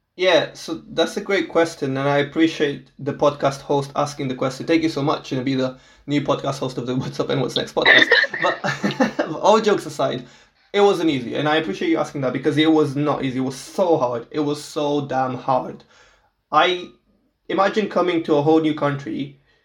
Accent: Portugal; English is a second language; moved away as an adult; I'm from Portugal, so I was born and raised in Portugal my whole life

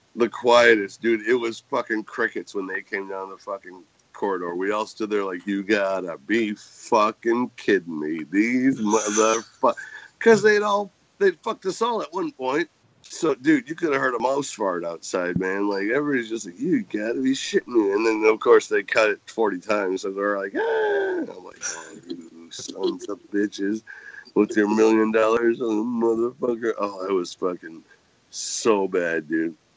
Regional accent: Great Lakes, United States; I grew up on the Great Lakes

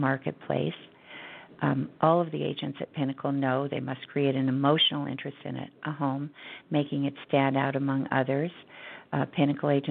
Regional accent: Los Angeles, California, United States; I grew up in Encino, which is a San Fernando Valley suburb of Los Angeles, and I never left.

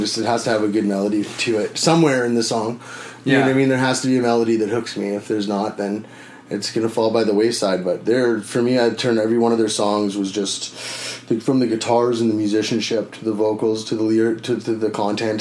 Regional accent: Winnipeg, Manitoba, Canada; moved away; I'm originally from Winnipeg

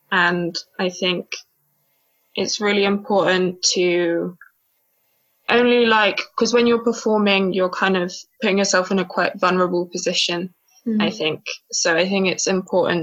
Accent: Cornwall, South West England, United Kingdom; I was born and raised on Cornish sand, far away from the Mangala hills of Islamabad.

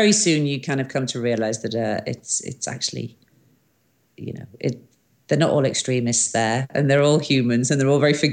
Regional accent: Wales, United Kingdom; I'm a Welsh girl

